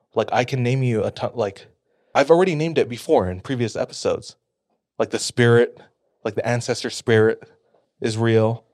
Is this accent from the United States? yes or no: yes; Hawaii, United States; moved away; I'm from Hawaii